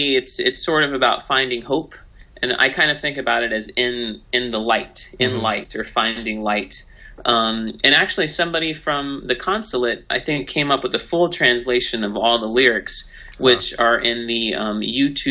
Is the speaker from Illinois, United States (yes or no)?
no; Texas, United States; Like, I'm from Texas. I live in Austin, and that's where I'm at right now.